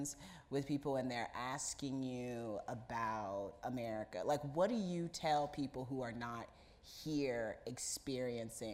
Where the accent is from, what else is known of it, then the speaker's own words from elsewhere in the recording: Indiana, United States; moved away as an adult; now in New York, United States; where I grew up in Indiana